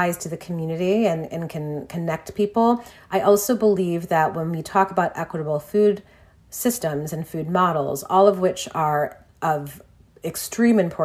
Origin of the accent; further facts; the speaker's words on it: Detroit, Michigan, United States; Detroit, my hometown